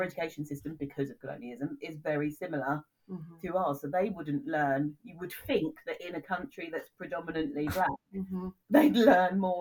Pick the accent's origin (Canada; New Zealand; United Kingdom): United Kingdom; I am very proud to be British, and I always say British.